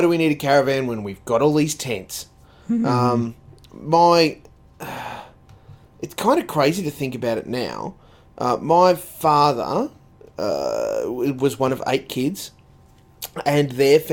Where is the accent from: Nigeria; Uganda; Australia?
Australia; Dalby, Sunshine Coast, Queensland; when we moved from Dalby to the Sunshine Coast back in 1985, 1986